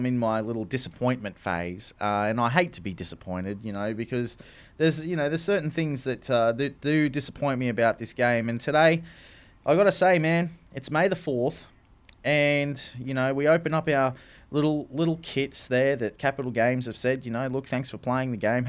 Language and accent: English; Australia; I'm an Australian